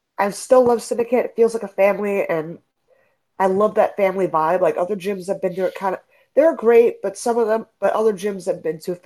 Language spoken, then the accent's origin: English; Philadelphia, Pennsylvania, United States; moved away as an adult; now in Las Vegas, United States; I'm originally from Philadelphia. I trained in Philadelphia